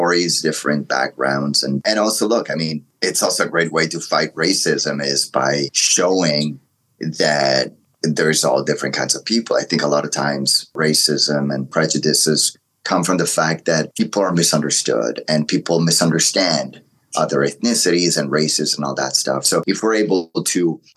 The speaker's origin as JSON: {"language": "English", "country": "Italy", "tie": "born or raised there", "also_born_or_lived": "Morocco", "second_language": "English", "moved": "yes", "lives_now": "North America", "said": "I was born in Italy. My background is Italian, Moroccan. And I remember moving to North America"}